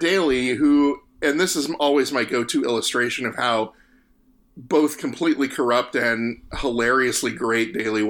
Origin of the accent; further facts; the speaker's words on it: Arizona, United States; I was born and raised in Arizona